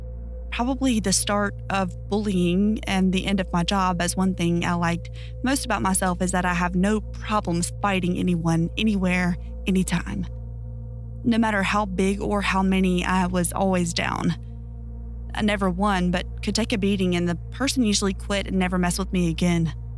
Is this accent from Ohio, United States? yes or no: yes; Ohio, United States; born or raised there